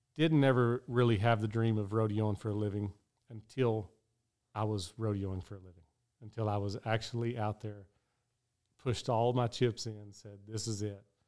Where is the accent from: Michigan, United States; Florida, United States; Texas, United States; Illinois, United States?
Texas, United States; Odessa; my hometown rodeo, that's right by, over by Midland